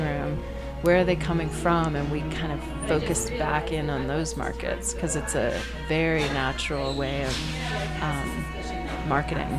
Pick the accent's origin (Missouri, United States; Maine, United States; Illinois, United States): Maine, United States; also born or lived in Massachusetts; I'm from Maine